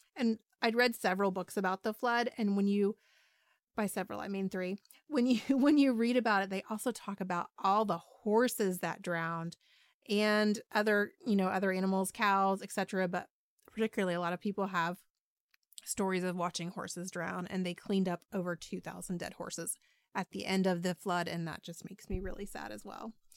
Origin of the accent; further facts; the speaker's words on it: Dayton, Ohio, United States; Dayton, Ohio, which is my hometown